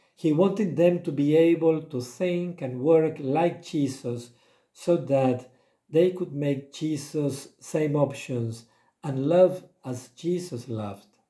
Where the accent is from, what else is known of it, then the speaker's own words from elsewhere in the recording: Argentina; now in Eswatini; I was born in Argentina